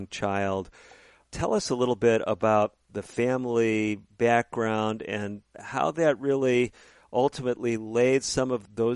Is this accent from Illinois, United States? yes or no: yes; Chicago, Illinois, United States; also born or lived in Northbrook, Illinois; I grew up in the Chicago area as a young man, ended up in a little place called Northbrook, Illinois